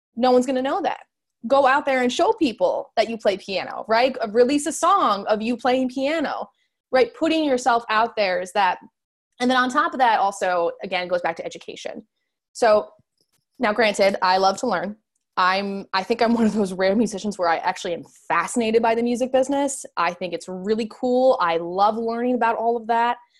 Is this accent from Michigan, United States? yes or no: no; Chicago, Illinois, United States; moved away as an adult; now in Los Angeles, United States; I'm from the suburban area originally, but I went to high school there